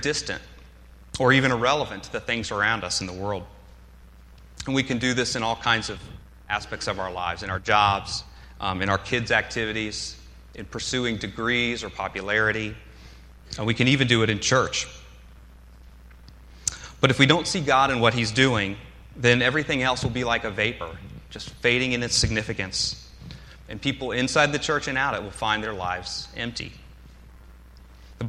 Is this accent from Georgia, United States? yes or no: yes; Atlanta, Georgia, United States; moved away as an adult; also born or lived in Athens, Georgia; now in Philadelphia, United States; I grew up in the South. I grew up in Atlanta